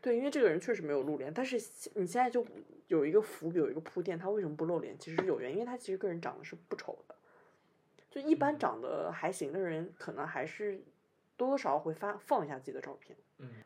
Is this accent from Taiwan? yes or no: no; northern China, China; accent: northern; now in Shanghai, China; 我讲话就北方口音